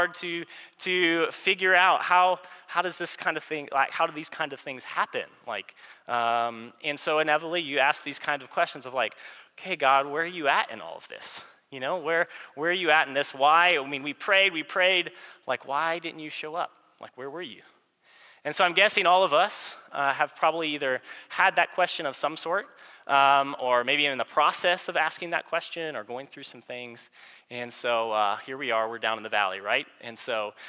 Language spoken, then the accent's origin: English; United States; growing up in America